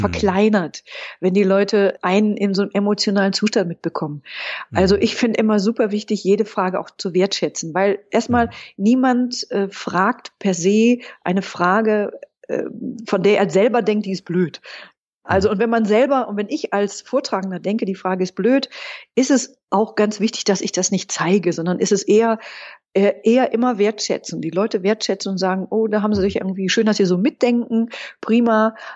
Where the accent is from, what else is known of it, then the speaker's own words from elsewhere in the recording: Berlin, Germany; als Berliner